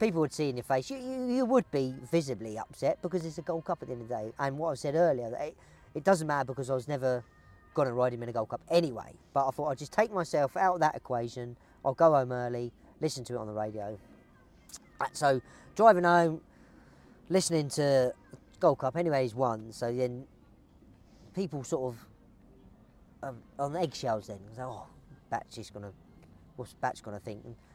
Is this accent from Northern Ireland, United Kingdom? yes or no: no; Brighton, South East England, United Kingdom; I'm from Brighton